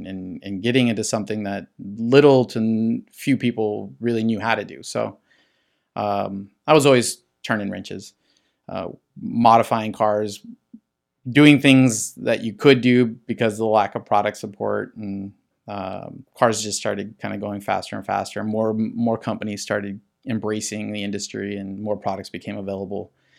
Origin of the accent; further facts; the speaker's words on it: La Puente, California, United States; This is all like San Gabriel Valley. I grew up in La Puente, so you're talking like the end of the San Gabriel Valley and beginning of like the Inland Empire.